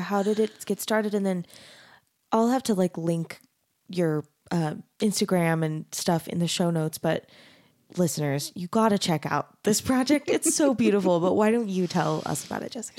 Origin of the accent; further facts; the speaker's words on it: Arizona, United States; moved away as an adult; also born or lived in Texas; I grew up in Arizona, in a, in a really white city